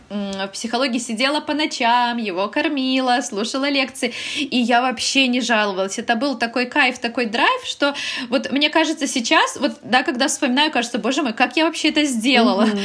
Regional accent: Belarus; moved away as an adult; now in Poland; я вообще из Беларуси, мы переехали mm-hmm. в Польшу

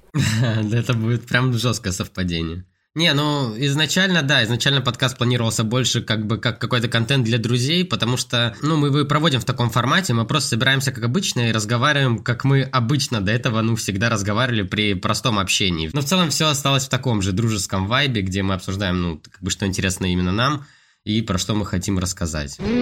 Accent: Vladivostok, Primorsky Krai, Russia; now in Saint Petersburg, Russia; я сам с Владивостока, вот с Приморья

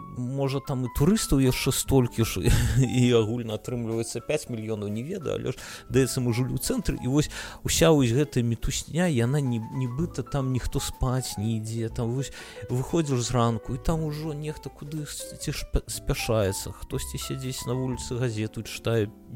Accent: Belarus; now in Lithuania; мы як беларусы

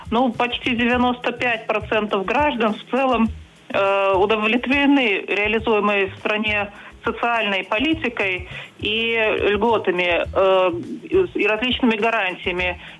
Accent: Belarus; вот за последние мы белорусы.

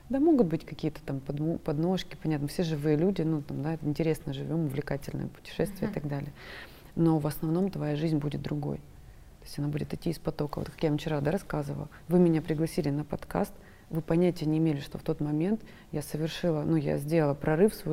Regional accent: Krasnodar, Krasnodar Krai, Russia; Я из Краснодара.

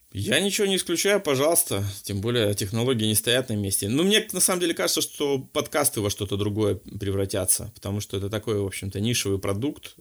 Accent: Vladivostok, Primorsky Krai, Russia; moved away; я вообще сам из Владивостока

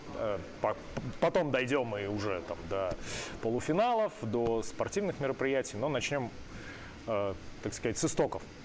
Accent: Penza, Penza Oblast, Russia; я из Пензы

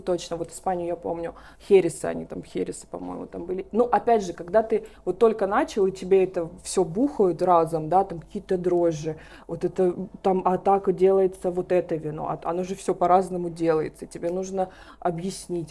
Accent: Pavlovsk, Voronezh Oblast, Russia; я родилась в Воронежской области, в городе Павловск

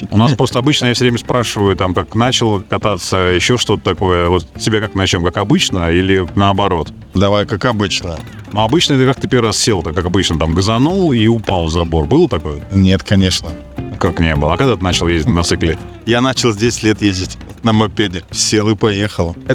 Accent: Sudzha, Kursk Oblast, Russia; мы, конечно, росли не в Москве, но город Суджа это в Курской области.

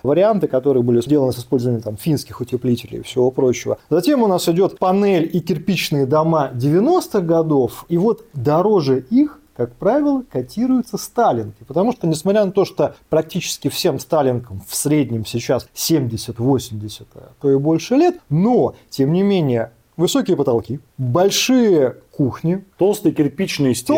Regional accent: Saint Petersburg, Russia; мы петербуржцы

